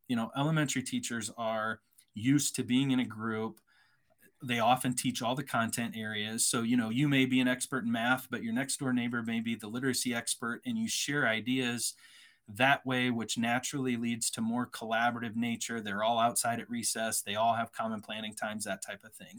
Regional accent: Iowa, United States; moved away as an adult; also born or lived in San Antonio, Texas; I'm originally from Iowa, grew up on a farm, uh, went to a private college in Iowa

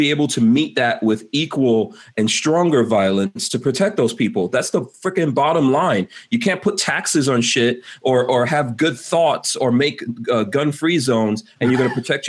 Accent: New York, United States; I grew up in New York. I went to school in New York

